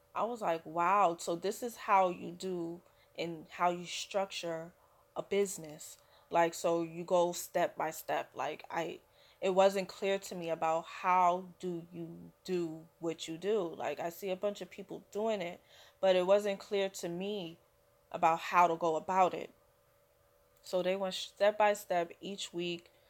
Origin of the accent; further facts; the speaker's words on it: New York City, New York, United States; I'm a a New Yorker through and through so I've lived here my whole life